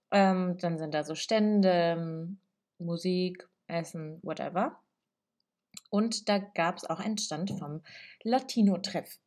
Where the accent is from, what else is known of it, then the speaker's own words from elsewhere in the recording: Italy; weil ich bin in einer italienischen Familie aufgewachsen, so ich bin Italienerin, in Italien geboren.